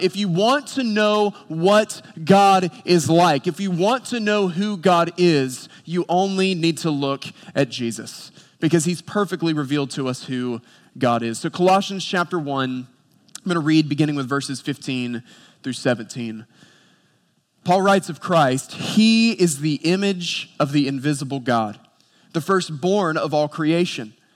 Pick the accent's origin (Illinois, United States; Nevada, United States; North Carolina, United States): North Carolina, United States; Boone; I grew up in Boone, North Carolina